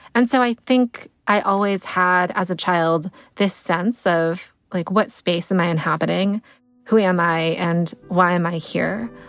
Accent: Connecticut, United States; I grew up in Connecticut

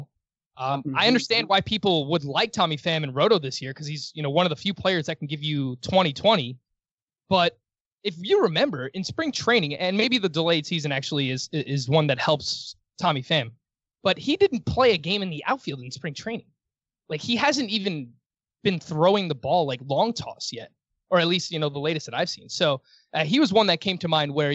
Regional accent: New York City, New York, United States; I was born in Queens, New York. This is where I've lived my entire life.

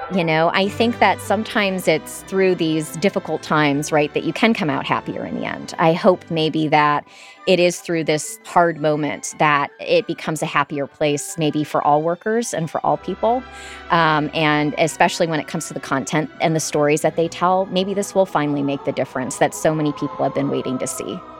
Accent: Michigan, United States; now in Florida, United States; I'm not from Florida, I'm from Michigan

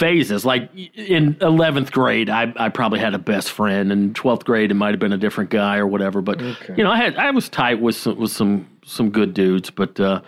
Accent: Atlanta, Georgia, United States; born or raised there; moved away

